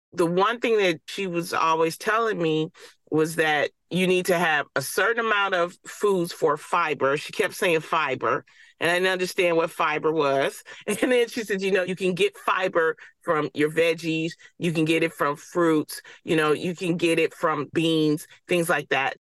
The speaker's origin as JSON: {"language": "English", "town": "Detroit", "region": "Michigan", "country": "United States", "tie": "born or raised there", "said": "I grew up in Detroit"}